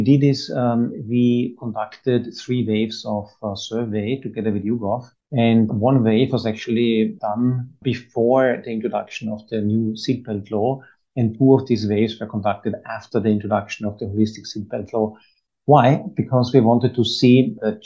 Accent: Vienna, Austria; now in United Arab Emirates; I'm from Vienna

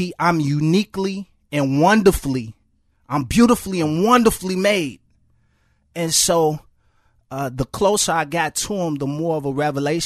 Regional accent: Chicago, Illinois, United States; I grew up in Chicago public housing

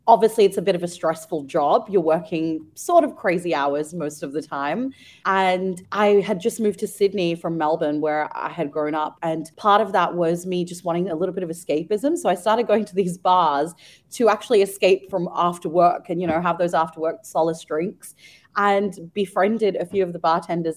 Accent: Ukraine; now in Singapore; I grew up in Ukraine and spent a couple of years of my life there

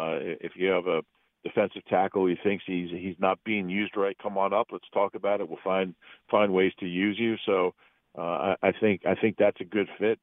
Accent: Columbus, Ohio, United States; born there; I was born in Columbus, so I'm an Ohio guy.

